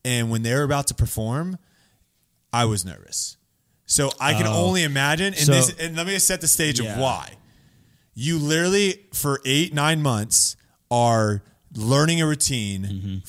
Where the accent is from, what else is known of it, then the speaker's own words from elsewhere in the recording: Florida, United States; also born or lived in Texas; Same with Florida. I'm from Florida and Texas.